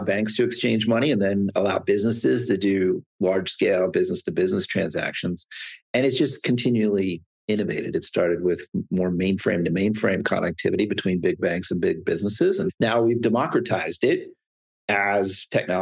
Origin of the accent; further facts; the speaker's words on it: Pennsylvania, United States; I'm from Pennsylvania